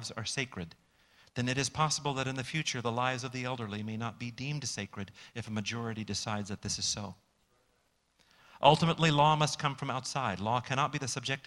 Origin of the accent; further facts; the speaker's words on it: United States; we as American Christians